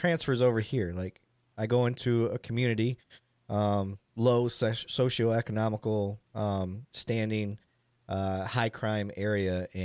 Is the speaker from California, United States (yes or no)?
no; Flint, Michigan, United States; moved away; I'm from Flint